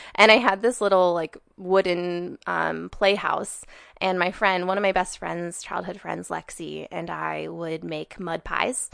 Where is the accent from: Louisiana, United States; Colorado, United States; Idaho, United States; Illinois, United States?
Idaho, United States; Sandpoint; I was born and raised in Sandpoint, Idaho.